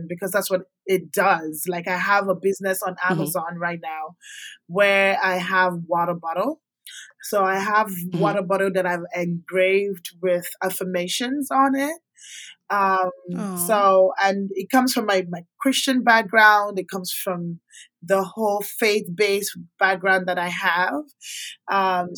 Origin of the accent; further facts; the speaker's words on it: Nigeria; also born or lived in Calgary, Canada; now in Houston, United States; And I grew up with my grandma back in Nigeria. I'm from Nigeria.